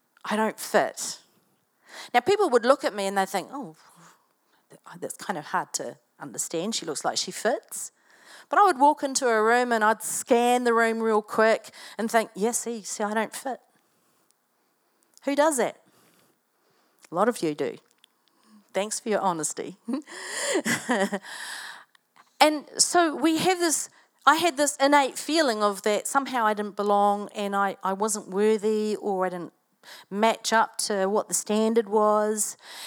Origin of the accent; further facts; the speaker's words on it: Invercargill, Southland, New Zealand; born there; but when I was growing up, I was born in Invercargill. Who knows where Invercargill is?